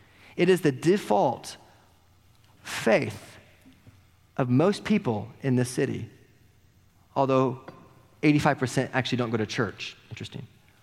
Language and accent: English; Oklahoma, United States; living and growing up in Oklahoma or in the South, like most of us did